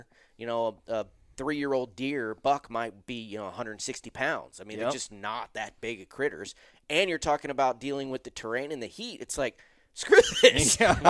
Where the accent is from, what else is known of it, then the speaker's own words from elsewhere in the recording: Pensacola, Florida, United States; Hey, I grew up in Florida, in mm-hmm. Northwest Florida and Pensacola